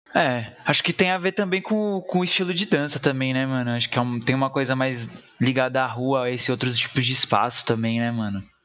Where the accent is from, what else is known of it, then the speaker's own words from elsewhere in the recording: São Bernardo do Campo, São Paulo, Brazil; eu sou daqui de São Bernardo